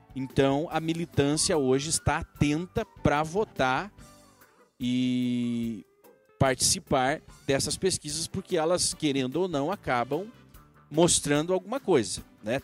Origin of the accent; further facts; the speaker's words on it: Brazil; Somos nós, nós brasileiros.